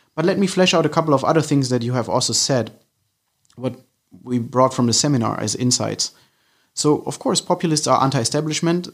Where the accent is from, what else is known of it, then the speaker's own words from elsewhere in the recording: Germany; moved away as an adult; now in London, United Kingdom; I'm originally from Germany, but I live in London for a couple of years now